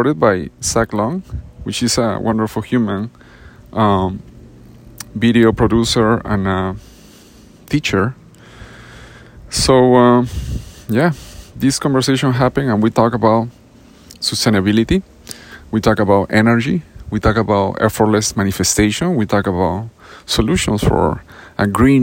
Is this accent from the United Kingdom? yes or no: no; Peru; now in California, United States; I grew up eating those in Peru